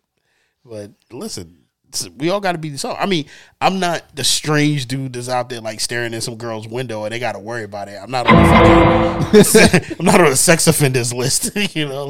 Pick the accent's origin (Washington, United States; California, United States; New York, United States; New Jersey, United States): New York, United States; I'm a motherfucker from New York.